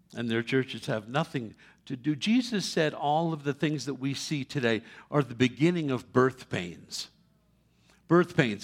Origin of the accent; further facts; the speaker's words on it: New York City, New York, United States; moved away; I was born in New York City many years ago